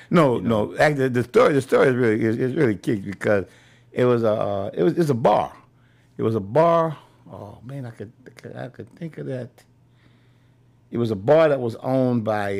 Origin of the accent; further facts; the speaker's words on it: New Orleans, Louisiana, United States; I'm from the Magnolia Project